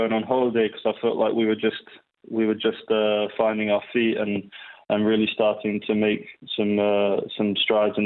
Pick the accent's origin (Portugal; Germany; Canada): Portugal; moved away; also born or lived in Chiswick; growing up in Portugal